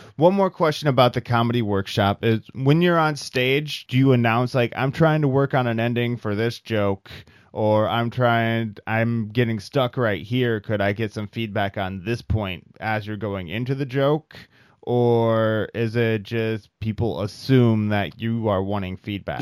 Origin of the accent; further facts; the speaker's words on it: Iowa, United States; moved away; from the Midwest, from Iowa.